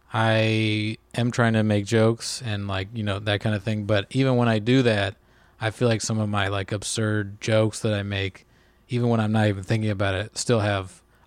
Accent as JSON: {"language": "English", "country": "Ireland", "said": "I mean, even being just Irish, I think there's like a tradition there"}